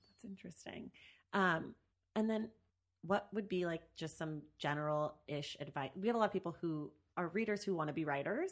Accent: the Bay Area, California, United States; also born or lived in New York; now in Los Angeles, United States; I'm also from the Bay

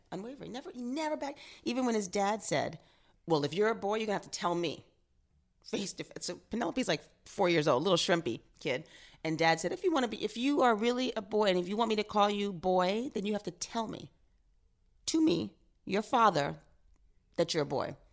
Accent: New York, United States; growing up in New York, um, in high school and then post-college, living downtown in the East Village

